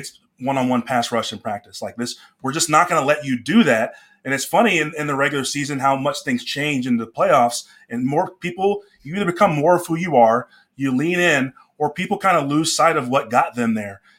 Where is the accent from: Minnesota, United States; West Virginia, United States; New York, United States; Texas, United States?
Texas, United States; Dallas; I grew up in Dallas.